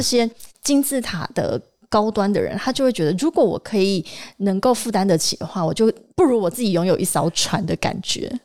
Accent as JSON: {"language": "Chinese", "region": "Tainan", "country": "Taiwan", "said": "而且你知道我台南人嘛？"}